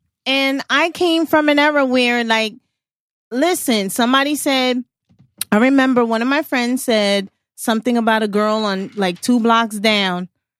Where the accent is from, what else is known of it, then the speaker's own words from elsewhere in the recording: New York City, New York, United States; I'm from Brooklyn.